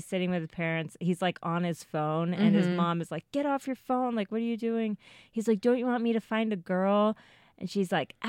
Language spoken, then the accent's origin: English; Ithaca, New York, United States; I was born in Ithaca, New York.